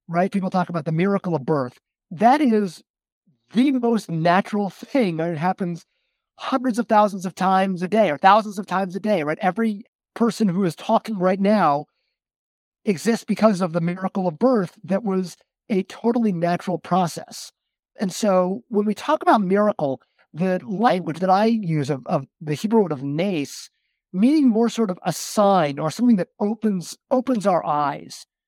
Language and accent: English; Westchester County, New York, United States; my father was the president of our Reformed synagogue growing up in Westchester County